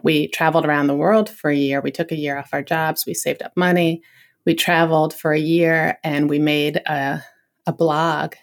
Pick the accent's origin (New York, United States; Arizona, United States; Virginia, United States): Virginia, United States; Northern; I grew up in Northern Virginia